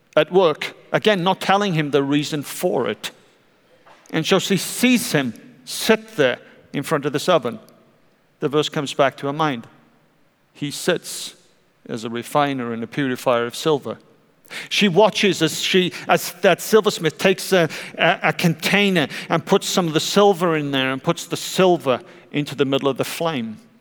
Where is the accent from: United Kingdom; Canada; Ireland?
United Kingdom; South Welsh coast, Wales; now in United States; I grew up on the South Welsh coast